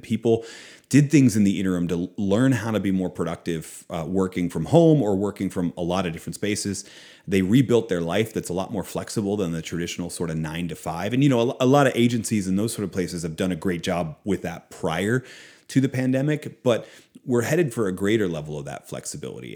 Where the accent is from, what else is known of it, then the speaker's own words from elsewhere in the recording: Philadelphia, Pennsylvania, United States; also born or lived in outside Boston, Massachusetts; now in Oklahoma, United States; was born in Philadelphia. Uh, I grew up outside of Boston for a time.